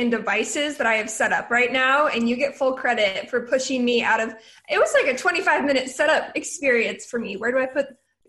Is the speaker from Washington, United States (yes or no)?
no; Oregon, United States; So I'm from Oregon. Originally, I went to the University of Oregon